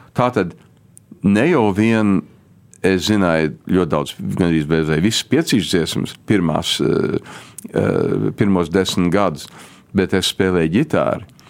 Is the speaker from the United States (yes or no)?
yes; Chicago, Illinois, United States; first language Latvian; es piedzimu Čikāgā